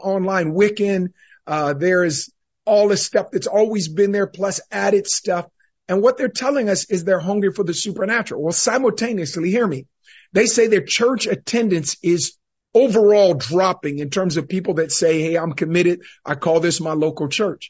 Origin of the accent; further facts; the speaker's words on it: Northern California, United States; growing up in Northern California